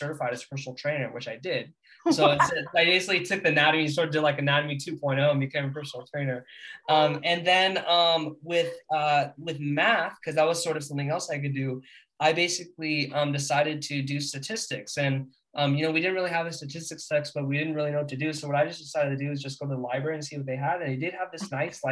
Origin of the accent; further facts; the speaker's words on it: California, United States; I'm from California